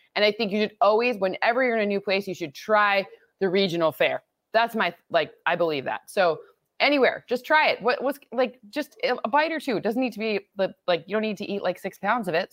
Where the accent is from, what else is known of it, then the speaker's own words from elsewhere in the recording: Midwest, United States; I grew up in the Midwest where you tailgate on Saturday and Sunday